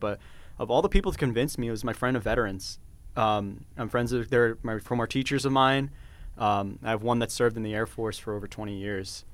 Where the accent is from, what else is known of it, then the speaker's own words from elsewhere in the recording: Auburn, Alabama, United States; I was born in Auburn, Alabama